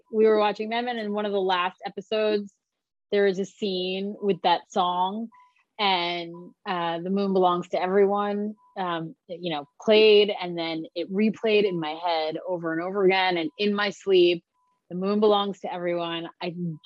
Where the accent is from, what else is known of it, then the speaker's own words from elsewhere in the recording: Long Island, New York, United States; I grew up in Long Island